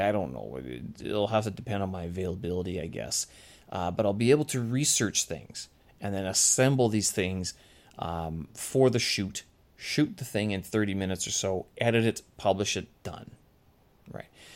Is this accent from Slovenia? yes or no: no; Winnipeg, Manitoba, Canada; moved away; my hometown, Winnipeg